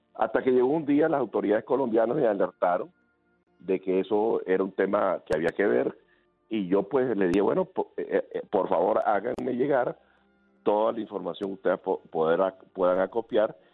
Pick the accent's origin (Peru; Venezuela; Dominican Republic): Venezuela; servir a mi país